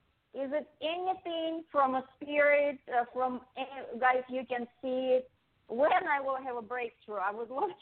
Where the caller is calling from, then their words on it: Las Vegas, Nevada, United States; Las Vegas.